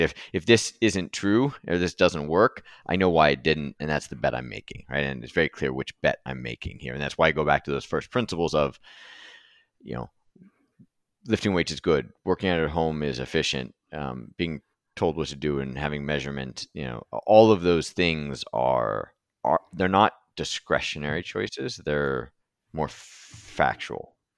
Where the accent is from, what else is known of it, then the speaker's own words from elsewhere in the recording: California, United States; I grew up in California